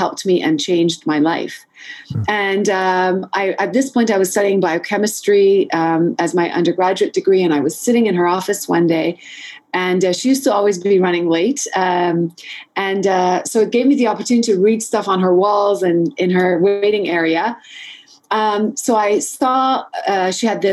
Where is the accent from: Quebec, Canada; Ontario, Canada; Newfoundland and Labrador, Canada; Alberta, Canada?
Quebec, Canada; Montreal; I grew up in Montreal, and I think it was sort of in between high school and university, we have something called Cégep